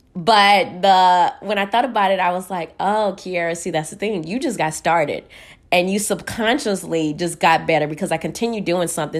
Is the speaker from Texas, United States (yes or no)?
yes; Houston, Texas, United States; moved away; I'm from Houston. We, it's probably hot right now over there. We ain't used to the snow